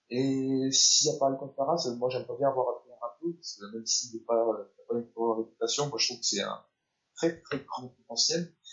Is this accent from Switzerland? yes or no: no; Belgium; je suis belge